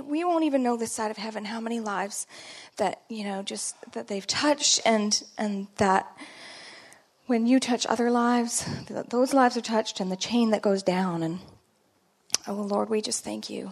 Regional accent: Canada; accent: Canadian; my Canadian accent

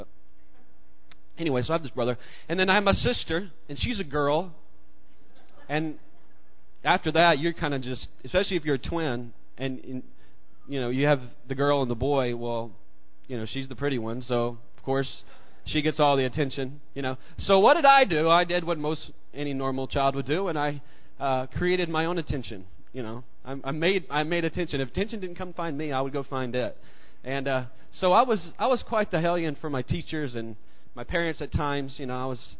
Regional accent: Mississippi, United States; I grew up in Mississippi, and I remember being in this kindergarten class, and it's one of the earliest memories I have.

